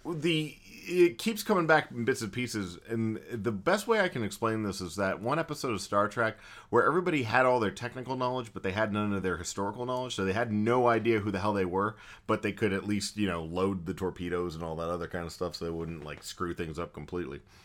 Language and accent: English; Texas, United States; We're Texan.